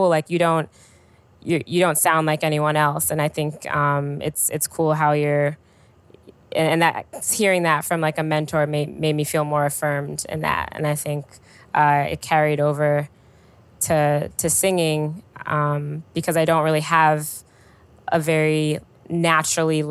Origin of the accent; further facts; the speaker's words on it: Chicago, Illinois, United States; I'm from the South Side, and my high school was my first time spending a lot of time further north